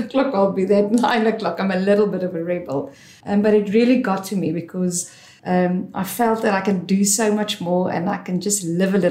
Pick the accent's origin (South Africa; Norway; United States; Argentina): South Africa; Johannesburg, Gauteng; moved away as an adult; also born or lived in Vereeniging / Pretoria / United Kingdom; now in Cape Town, South Africa; I born and bred in Joburg